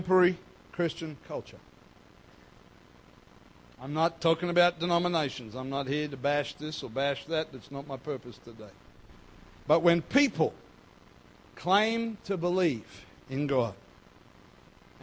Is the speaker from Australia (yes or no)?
yes; North Queensland, Australia; moved away; I grew up in North Queensland